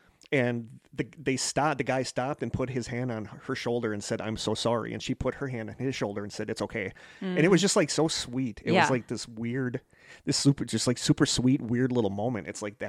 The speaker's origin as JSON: {"language": "English", "region": "Wisconsin", "country": "United States", "said": "she said, you have to be from Wisconsin or Minnesota because you're so nice. And they're like, yeah, we're from Wisconsin."}